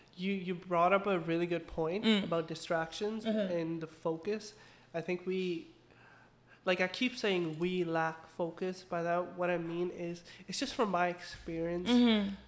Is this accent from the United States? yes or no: no; Pakistan; now in Canada; From Pakistan.